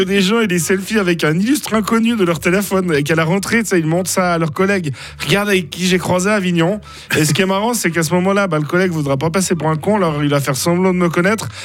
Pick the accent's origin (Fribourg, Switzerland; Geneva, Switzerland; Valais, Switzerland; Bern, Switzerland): Fribourg, Switzerland; je suis fribourgeois